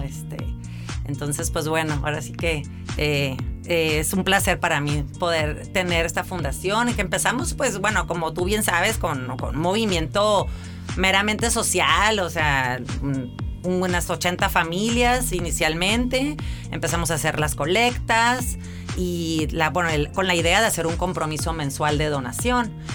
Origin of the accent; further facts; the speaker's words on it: Mexicali, Baja California, Mexico; Yo soy originaria de aquí de Mexicali, 100% cachanilla